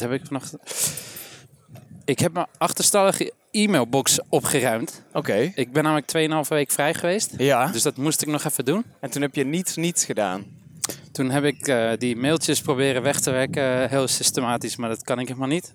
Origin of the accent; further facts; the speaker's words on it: Amsterdam, North Holland, Netherlands; geboren, getogen, opgegroeid in Amsterdam.